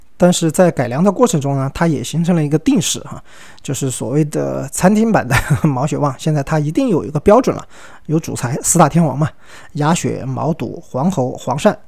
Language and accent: Chinese; Sichuan, China; 我们四川人叫泡海椒